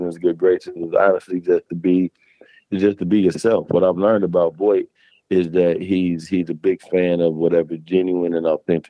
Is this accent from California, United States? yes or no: no; Harvey, Illinois, United States; I grew up in Harvey, Illinois.